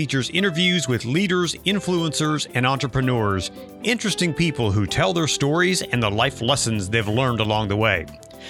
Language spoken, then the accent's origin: English; Ohio, United States; moved away; also born or lived in South Carolina; as my wife would call me, a damn Yankee, because I come from Ohio. And I moved to South Carolina and I stayed for a while.